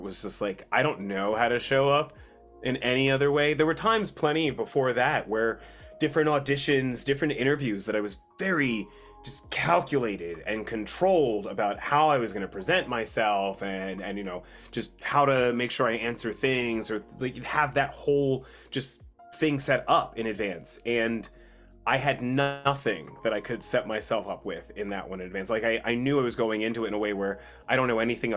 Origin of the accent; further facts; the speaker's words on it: New Jersey, United States; now in San Diego, United States; growing up in Jersey, I never thought I would leave New Jersey.